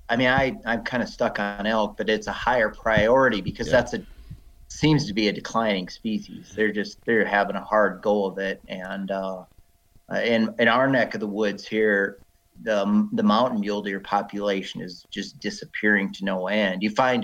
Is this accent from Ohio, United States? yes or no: no; South Dakota, United States; also born or lived in Wyoming / Montana; But I grew up in South Dakota, and I grew up in corn country.